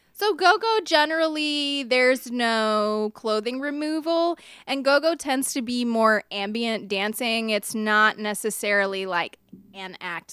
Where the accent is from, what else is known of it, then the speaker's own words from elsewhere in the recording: Richmond, Virginia, United States; I was born in Richmond, actually near the Lakeside area